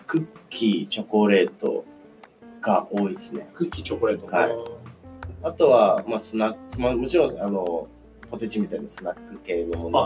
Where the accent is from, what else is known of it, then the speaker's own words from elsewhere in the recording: Itami, Hyogo, Japan; moved away; 関西ですあの実家は今痛みに兵庫県の痛みなんですけど